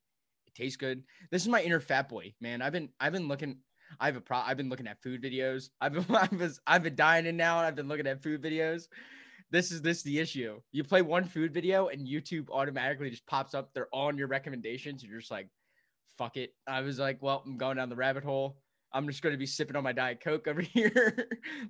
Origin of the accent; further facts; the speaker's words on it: Philadelphia, Pennsylvania, United States; moved away; I'm from Philly